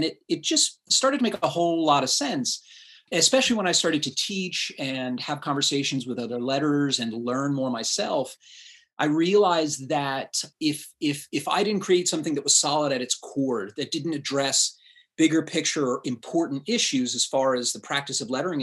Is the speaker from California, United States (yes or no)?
no; Reading, Pennsylvania, United States; The town that I was born and raised in is Reading, PA